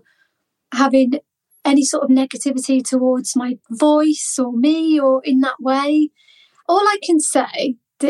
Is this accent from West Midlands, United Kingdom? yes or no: yes; Malvern, West Midlands, United Kingdom; moved away as an adult; also born or lived in United States / Essex; I am in Malvern, my hometown